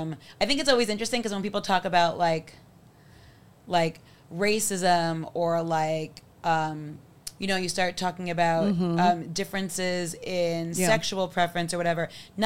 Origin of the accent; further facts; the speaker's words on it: New York City, New York, United States; also born or lived in Long Beach, New York / Philadelphia; I'm from the Bronx.